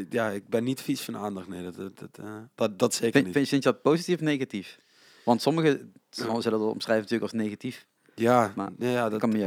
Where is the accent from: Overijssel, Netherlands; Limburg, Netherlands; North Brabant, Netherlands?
Limburg, Netherlands; Als Limburger, kunstbende Limburg, daar moet je meedoen